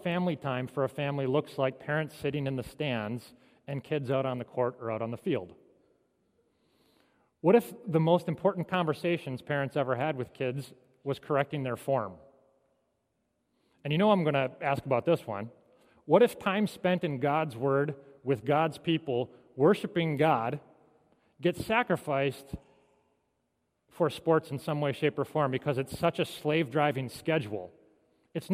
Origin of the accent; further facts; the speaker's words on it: Michigan, United States; I came from Michigan. I've heard all the Detroit Lions jokes before.